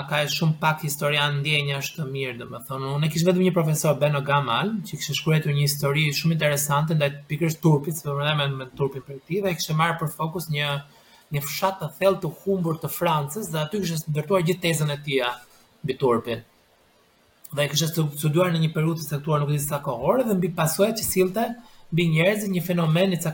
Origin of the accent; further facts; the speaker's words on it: Albania; first language Albanian; moved away as an adult; also born or lived in Tirana; now in Germany; Për mua që kam lindur në Shqipëri, asociohet edhe me shumë gjëra të tjera, për një shtetësi, një një një identitet i brumosur i formësuar atje sipas kulturës dhe standardeve në në Shqipëri.